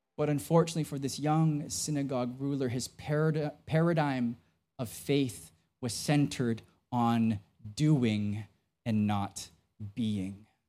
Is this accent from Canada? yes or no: no; Philippines; I'm Filipino